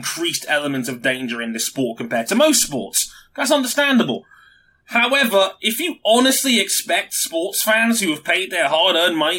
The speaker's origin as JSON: {"language": "English", "country": "United Kingdom", "said": "I'm British"}